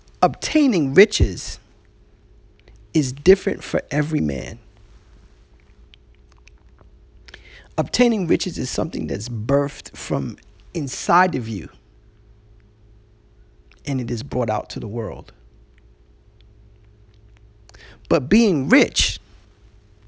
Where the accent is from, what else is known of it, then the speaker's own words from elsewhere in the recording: New York, United States; I remember as a little boy, you know, growing up in New York